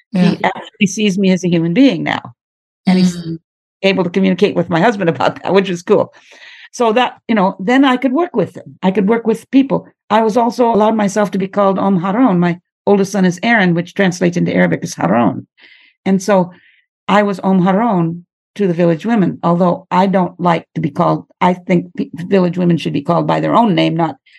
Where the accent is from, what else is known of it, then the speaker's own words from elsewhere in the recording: United States; moved away; also born or lived in Egypt / Australia; I'm an American by birth. I'm the stereotypical American.